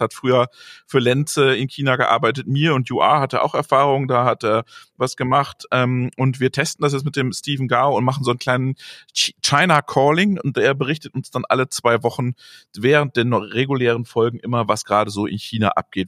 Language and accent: German; Greven, North Rhine-Westphalia, Germany; aus meiner Heimat, aus Gräfen